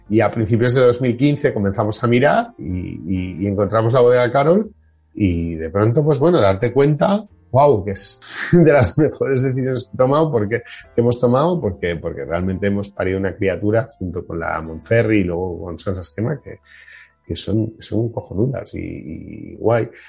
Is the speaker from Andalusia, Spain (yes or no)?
no; Barcelona, Catalonia, Spain; estaba cansadísimo en mi ciudad